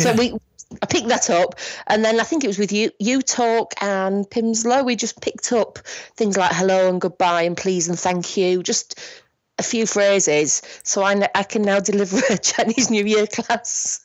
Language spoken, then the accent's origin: English; Bradford, Yorkshire and the Humber, United Kingdom; I'm from Bradford, which is in Yorkshire.